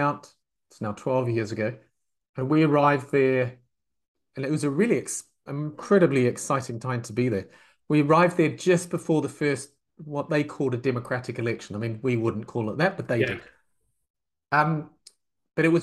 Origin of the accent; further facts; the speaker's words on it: New Zealand; moved away as an adult; also born or lived in France / California / Florida / Myanmar; now in England; I'm from New Zealand